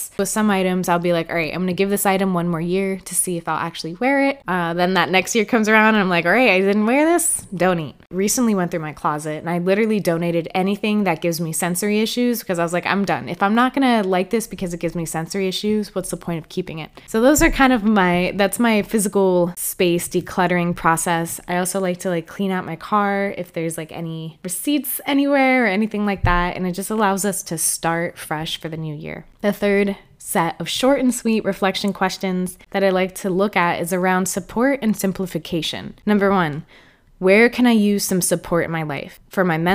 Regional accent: Florida, United States; I grew up and lived in Florida for most of my life

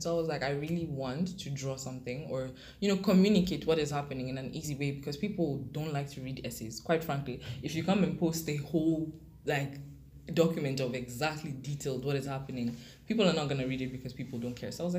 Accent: Kenya; because I grew up in Kenya. If I had grown up in Cameroon, I probably would have been like my parents.

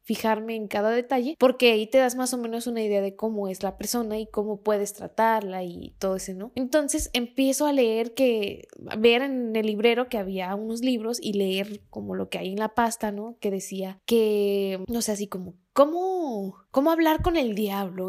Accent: Guadalajara, Jalisco, Mexico; soy tapatía

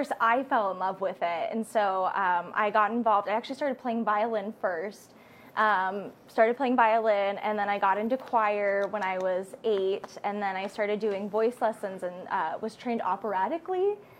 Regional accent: Molsonville, Oregon, United States; also born or lived in Spokane, United States / California, United States / Indiana, United States / Michigan, United States; but I grew up in Molsonville, Oregon, which is about 30 minutes south of Portland, and has a population, I think, of like 20,000 people or something.

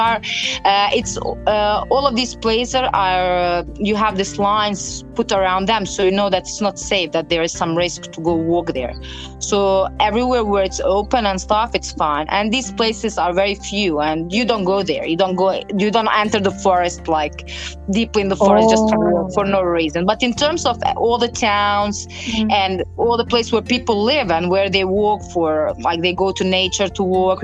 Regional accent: Bosnia & Herzegovina

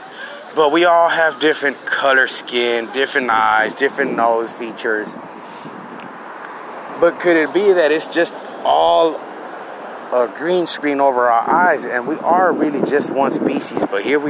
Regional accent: Houston, Texas, United States; Being an American, Houston, Texan-born American

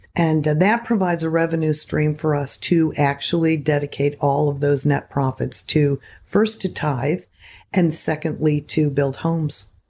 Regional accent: Seminole County, Florida, United States; I love Florida. It's my home, mostly in Seminole County

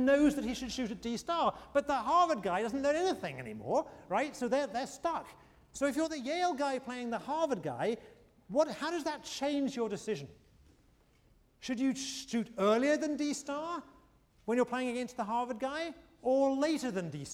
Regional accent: United Kingdom; now in United States; I'm a Brit.

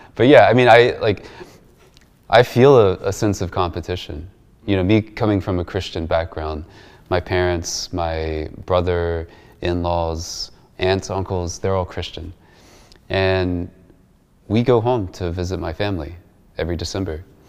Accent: United States; as American Muslims

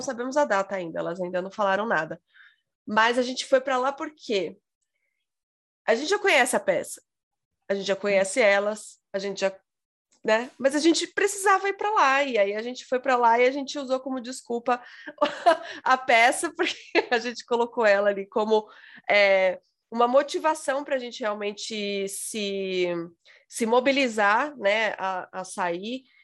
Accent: São Paulo, Brazil; eu sou paulista

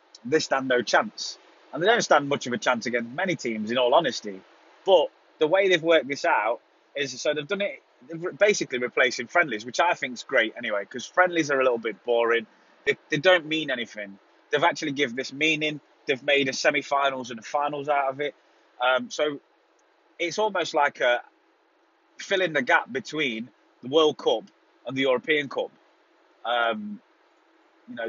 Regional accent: United Kingdom; moved away; also born or lived in Spain; as a British person

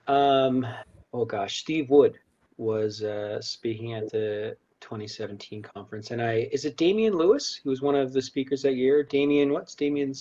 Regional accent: Halifax, Nova Scotia, Canada; moved away as an adult; now in Calgary, Canada; I'm originally from Halifax, the East Coast. Grew up there, um, moved here, chasing a girl

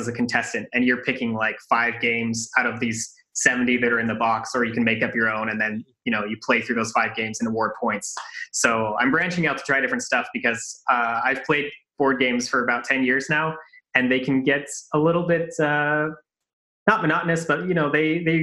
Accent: Salt Lake City, Utah, United States; moved away as an adult; also born or lived in Japan / Europe; I grew up in Salt Lake City, and I was there until my early 20s

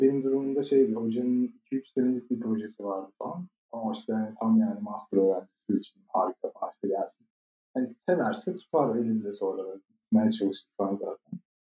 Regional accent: Ankara, Turkey; moved away as an adult; now in Germany

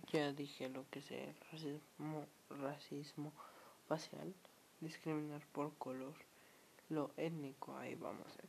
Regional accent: Mexico; Yo soy de México

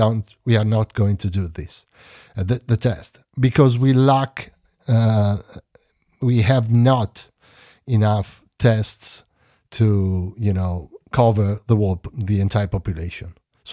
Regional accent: Bologna, Emilia-Romagna, Italy; born there; English is a second language; I was born in 1972 in Bologna, Emilia-Romagna. I worked several years in my city, basically, and then I moved in other places in Emilia, Carpi

